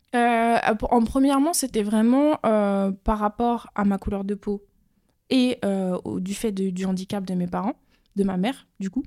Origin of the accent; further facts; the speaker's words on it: France; venant des Outre-mer et surtout de deux îles qui sont totalement à l'opposé